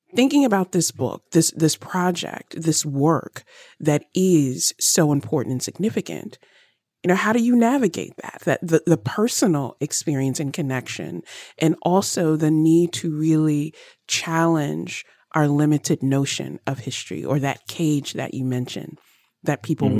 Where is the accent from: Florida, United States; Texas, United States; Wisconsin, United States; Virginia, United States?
Virginia, United States; I grew up in Virginia